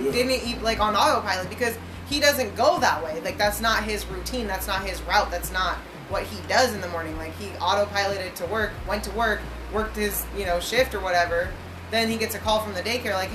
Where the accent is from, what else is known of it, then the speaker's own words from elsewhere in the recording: Montana, United States; Baby Beaverton, Colorado is like my hometown in Montana